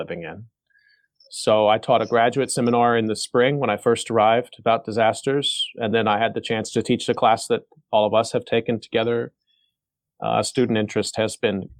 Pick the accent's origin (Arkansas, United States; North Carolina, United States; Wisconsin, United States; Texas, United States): Texas, United States; Arlington; moved away as an adult; now in Daejeon, South Korea; where I grew up in Arlington, Texas, which is a suburb of Dallas, Texas, where I was born. And I grew up there